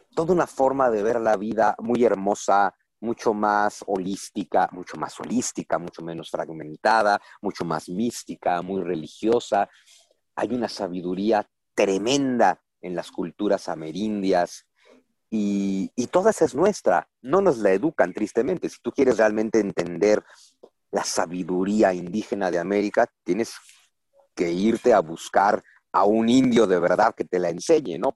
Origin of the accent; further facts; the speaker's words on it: Mexico; somos un pueblo conquistado los mexicanos